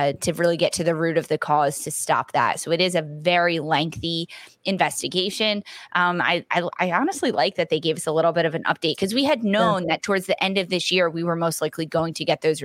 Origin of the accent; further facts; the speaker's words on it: Philadelphia, Pennsylvania, United States; I'm from Philadelphia.